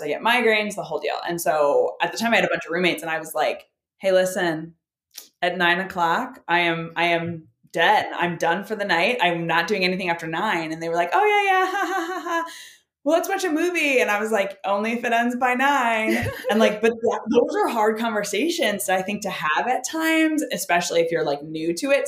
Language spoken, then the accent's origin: English; Chicago, Illinois, United States; moved away as an adult; now in St. Louis, United States; I grew up in Chicago and I have lived there for a while, but I recently just moved down to St. Louis